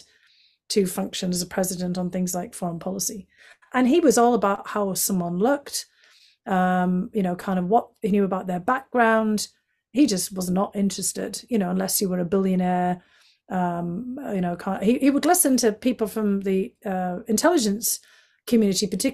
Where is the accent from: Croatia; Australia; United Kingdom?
United Kingdom; County Durham, North East England; accent: County Durham; moved away as an adult; now in United States; I explained it was from County Durham.